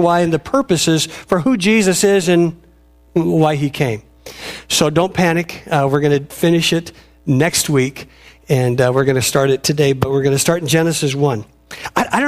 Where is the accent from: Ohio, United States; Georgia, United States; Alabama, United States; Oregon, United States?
Oregon, United States; Robinwood; moved away as an adult; also born or lived in Willamette, Oregon; where I lived in this little place called Robinwood, where I grew up.